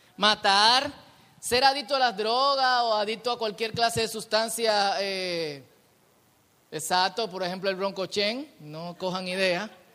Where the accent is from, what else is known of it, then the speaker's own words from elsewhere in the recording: Dominican Republic; hablo como dominicano